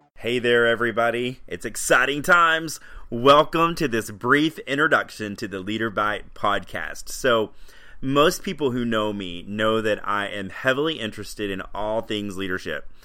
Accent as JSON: {"language": "English", "region": "Tennessee", "country": "United States", "tie": "born or raised there", "said": "I grew up in Tennessee and I'm married"}